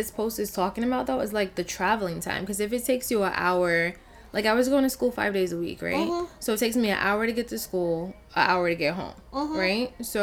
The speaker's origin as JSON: {"language": "English", "area": "Long Island", "region": "New York", "country": "United States", "tie": "born or raised there", "said": "I grew up in Long Island"}